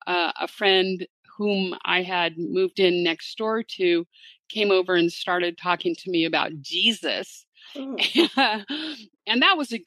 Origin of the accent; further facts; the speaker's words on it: Southern California, United States; I was raised in Southern California pretty much by a single mom. And we, although from time to time we would go to the Lutheran church, we were not like what you would call a Christian family.